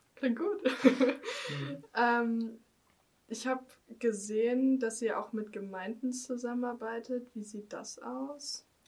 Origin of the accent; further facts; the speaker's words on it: Germany; ich bin ja als Deutsche, ich kann kein Spanisch